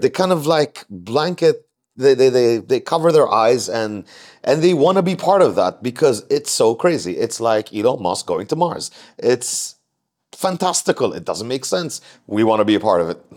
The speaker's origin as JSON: {"language": "English", "country": "Jordan", "moved": "as an adult", "lives_now": "Mumbai, India"}